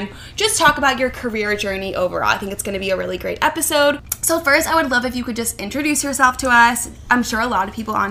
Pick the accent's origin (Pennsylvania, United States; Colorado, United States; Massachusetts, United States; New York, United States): Pennsylvania, United States; Philadelphia; I'm from Philly